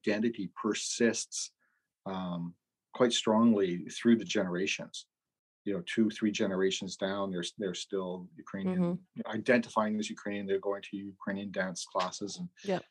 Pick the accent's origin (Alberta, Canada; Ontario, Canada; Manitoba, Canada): Manitoba, Canada; Winnipeg; I was born in Winnipeg